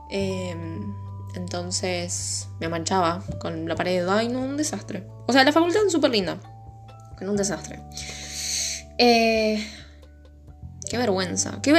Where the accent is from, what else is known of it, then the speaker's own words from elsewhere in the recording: Buenos Aires, Argentina; Es porque soy porteño, ¿no?